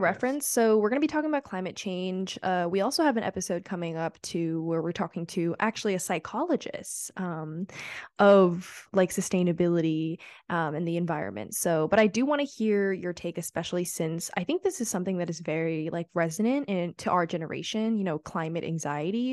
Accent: New York City, New York, United States; moved away as an adult; I'm from New York City

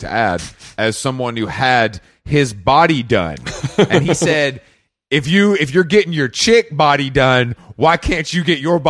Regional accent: United Kingdom; As a British person, I'll allow you to call it a corset because that's your kind of nomenclature.

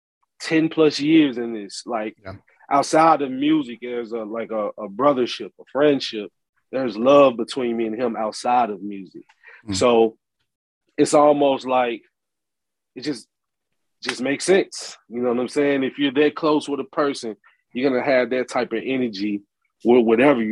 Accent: Memphis, Tennessee, United States; accent: Memphis; also born or lived in Los Angeles; I'm from Memphis.

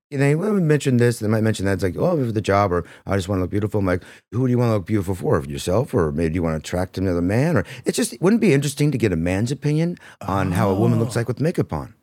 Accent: Modesto, California, United States; I grew up in Modesto, California

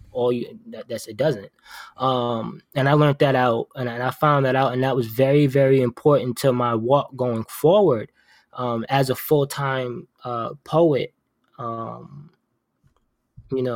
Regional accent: New York, United States; now in Providence, United States; I'm from New York

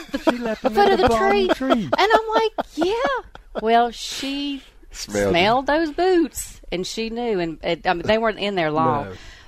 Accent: Rural Retreat, Virginia, United States; I grew up in the southwestern tip of Virginia in a little town called Rural Retreat

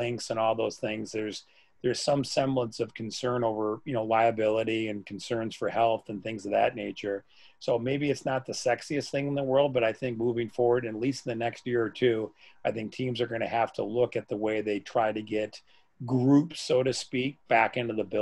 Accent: Wisconsin, United States; my hometown called Jones's.

